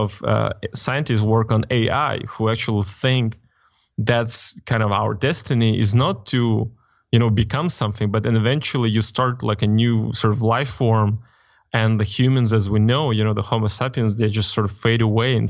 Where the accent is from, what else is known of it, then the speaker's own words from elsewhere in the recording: Moldova; I mean, like I'm from Eastern Europe, right?